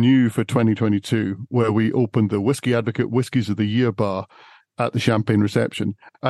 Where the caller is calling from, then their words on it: Scotland, United Kingdom; So I'm over in Scotland, and I'm surrounded by Scotch whiskey distilleries.